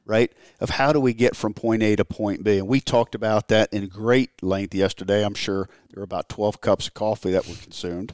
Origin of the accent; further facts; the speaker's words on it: Maryland, United States; I grew up in Maryland